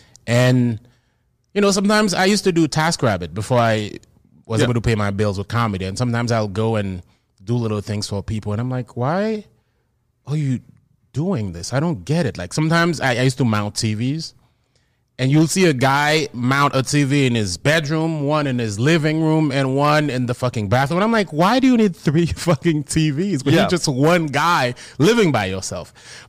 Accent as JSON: {"language": "English", "town": "Gonaïves", "region": "Artibonite", "country": "Haiti", "tie": "born or raised there", "said": "I grew up in Haiti, in Gonaïves, Haiti, which is a town, the fourth largest town in Haiti."}